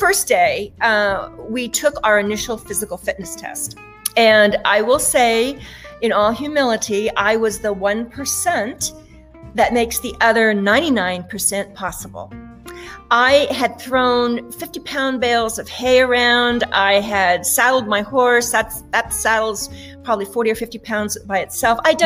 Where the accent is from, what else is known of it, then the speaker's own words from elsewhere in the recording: Wyoming, United States; moved away; the ranch in Wyoming and how I wanted to get away while I could, while I was in school